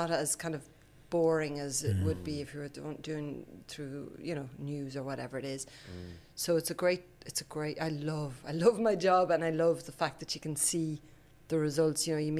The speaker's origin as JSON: {"language": "English", "country": "France", "tie": "born or raised there", "also_born_or_lived": "Sweden / Cork", "said": "I was born in Sweden and then I grew up in France, but I feel like I'm from Cork in lots of ways. My dad's from Cork."}